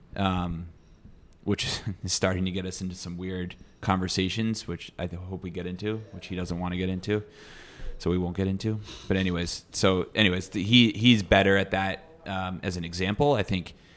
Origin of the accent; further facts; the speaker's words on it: Midwest, United States; now in New York City, United States; I come from the Midwest